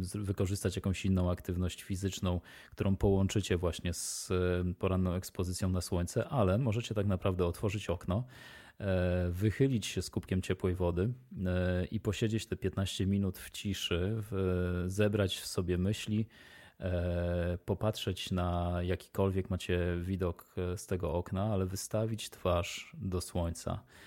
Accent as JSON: {"language": "Polish", "country": "Poland", "said": "moi przodkowie e, i ja pochodzimy z rejonu e, geograficznego, który nie wymaga dostarczania soli e, przez dwie trzecie świata"}